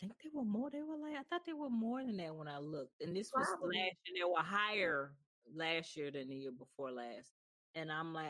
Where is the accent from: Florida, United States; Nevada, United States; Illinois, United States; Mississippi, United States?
Mississippi, United States; moved away as an adult; now in Chicago, United States; because I'm from Mississippi